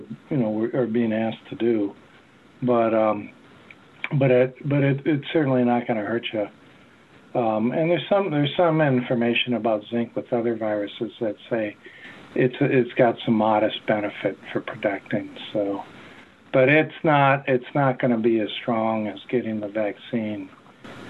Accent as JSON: {"language": "English", "region": "Wisconsin", "country": "United States", "tie": "born or raised there", "moved": "yes", "lives_now": "North Carolina, United States", "said": "growing up in Wisconsin"}